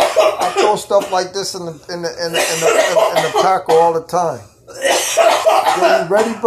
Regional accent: Egypt; I am Egyptian.

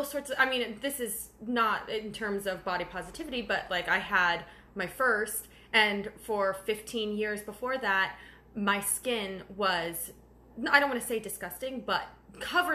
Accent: United States

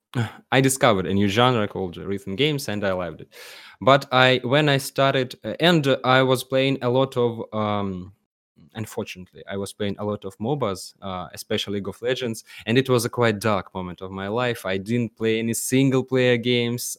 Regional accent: Penza, Penza Oblast, Russia; English is a second language; I am from the city called Penza

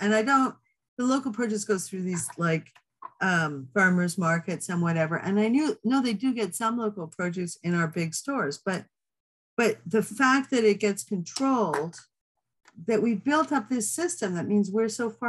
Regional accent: Manitoba, Canada; I'm from Manitoba

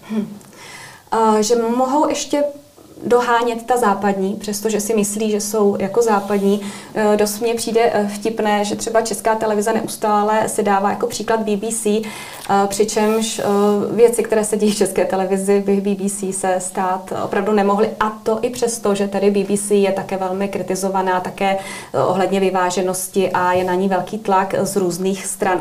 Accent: Cheb, Karlovy Vary Region, Czechia; moved away as an adult; also born or lived in Prague; now in United Kingdom; od roku 2015 jsem v Británii, ale tím, že pocházím z Chebu, což je příhraniční město

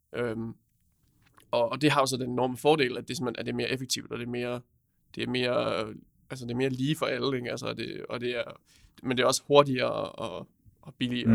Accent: Roskilde, Zealand, Denmark; kommer jeg fra Roskilde

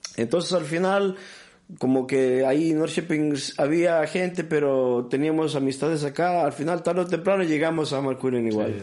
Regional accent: Gothenburg, Västra Götaland, Sweden; also born or lived in Peru / Bolivia; cuando yo era niño, cuando era niño acá en Suecia, en, el, medios de los 80

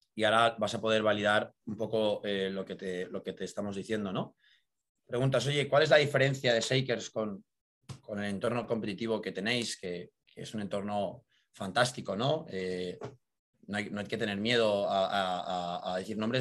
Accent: Madrid, Community of Madrid, Spain; also born or lived in United States; soy natural de Madrid. Estudié aquí en, la ciudad

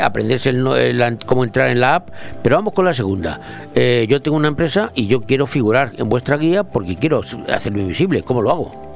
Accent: Madrid, Community of Madrid, Spain; hasta mi pueblo, se dice mucho allí, hasta Madrid

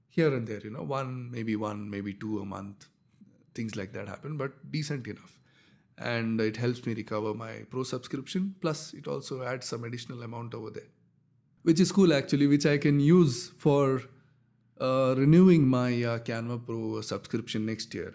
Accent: India; I'm from India

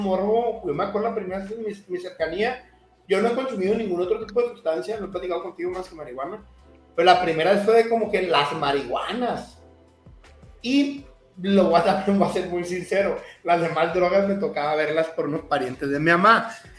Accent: Culiacán, Sinaloa, Mexico; moved away; also born or lived in Cancún / Mexico City; me fui joven de Culiacán eh, y me tocaba estar solo, por ejemplo, en Cancún

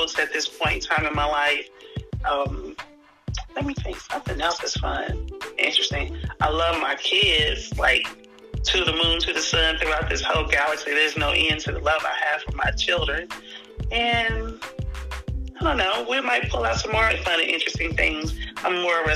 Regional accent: Indianapolis, Indiana, United States; also born or lived in Fishers, Indiana; I don't live in Indianapolis, but I am born and raised in Indianapolis, but I just live in one of the suburbs called Fishers, Indiana now

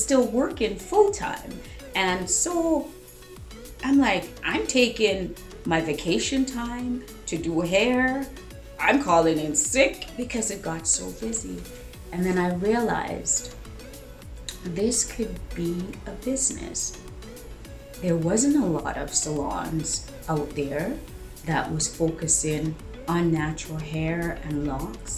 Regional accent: Jamaica; I was born in Jamaica

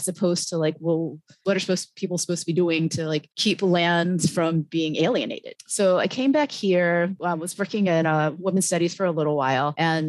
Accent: suburban Maryland, United States; also born or lived in Washington, D.C.; now in Hawaii, United States; I was born in Washington, D.C., grew up mostly in suburban Maryland.

